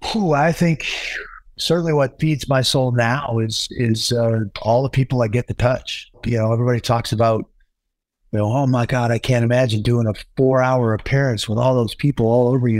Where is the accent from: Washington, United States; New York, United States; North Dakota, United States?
Washington, United States; Pacific Northwest, Puget Sound; moved away; also born or lived in Flagstaff; I grew up in the Pacific Northwest, right on the Puget Sound